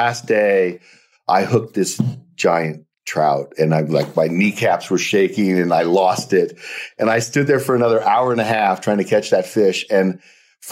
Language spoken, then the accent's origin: English; South Dakota, United States; moved away; I was born in South Dakota